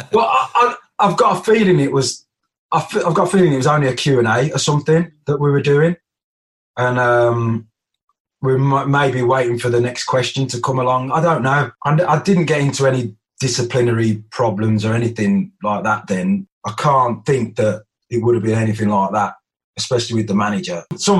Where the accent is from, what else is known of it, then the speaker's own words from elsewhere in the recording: Birmingham, West Midlands, United Kingdom; Sometimes I used to knock about with the lads that I grew up with in Birmingham as well